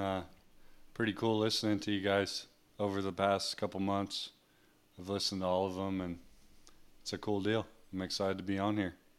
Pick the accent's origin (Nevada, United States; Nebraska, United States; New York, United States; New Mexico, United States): New Mexico, United States; I grew up in New Mexico